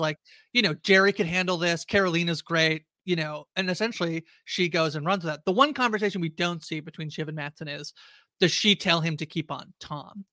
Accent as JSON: {"language": "English", "country": "Canada", "said": "I'm Canadian"}